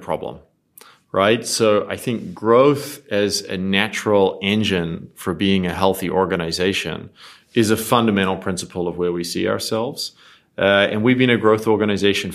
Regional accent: New Zealand; moved away as an adult; also born or lived in Australia / New York / Dubai; I grew up in New Zealand, so I'm a Kiwi

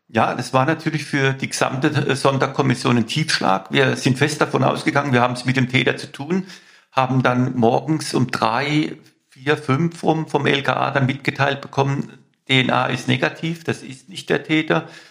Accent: Mannheim, Baden-Württemberg, Germany; In Mannheim, meine Heimatstadt, und ich bin im, in C aufgewachsen, in, in C-Quadraten aufgewachsen

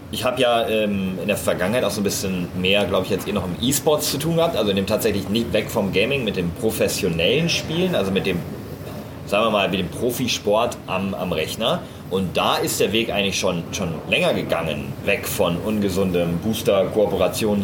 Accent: Münsterland, North Rhine-Westphalia, Germany; moved away; aus meiner ähm, Hometown, also ich komme aus Münsterland

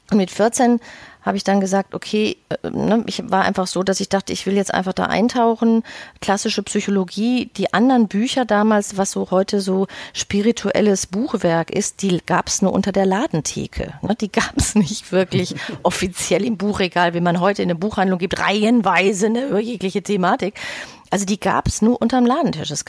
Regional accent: Bochum, North Rhine-Westphalia, Germany; now in Hamburg, Germany; bin ich eigentlich ein Kind aus dem Ruhrpott, richtig aus Bochum ähm, und habe da auch viele Jahre gelebt und bin vor zehn Jahren ungefähr nach Hamburg gegangen

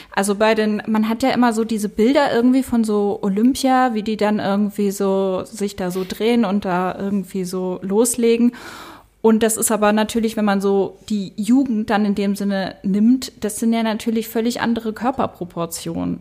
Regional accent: Basel, Basel-Stadt, Switzerland; moved away as an adult; now in Berlin, Germany; ich komme aus Basel

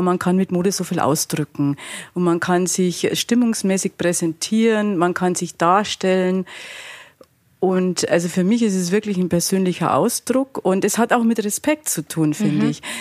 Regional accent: Altötting district, Bavaria, Germany; now in Munich, Germany; jetzt komme ich auch noch aus Altötting, oder aus dem Landkreis

